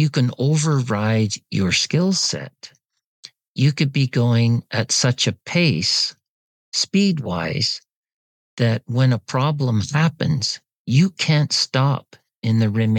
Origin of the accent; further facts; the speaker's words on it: Canada; And as a Canadian, it was expensive.